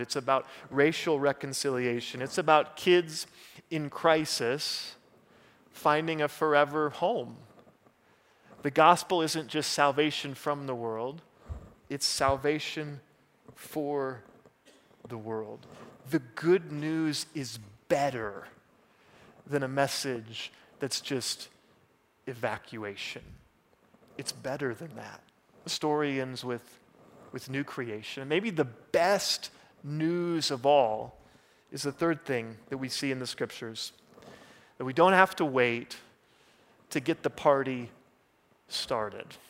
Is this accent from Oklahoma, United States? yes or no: yes; Oklahoma, United States; moved away; I'm from Oklahoma.